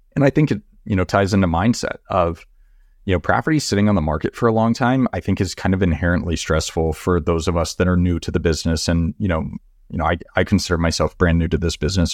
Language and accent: English; Texas, United States; also born or lived in Florida Keys; I'm from Texas